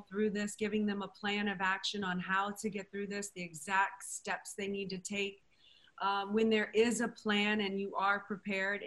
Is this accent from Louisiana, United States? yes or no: yes; New Orleans, Louisiana, United States; also born or lived in Madrid, Spain; I was reared in New Orleans, Louisiana